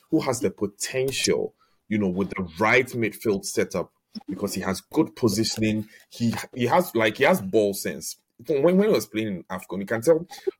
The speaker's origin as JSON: {"language": "English", "country": "Ghana", "said": "I'm Ghanaian"}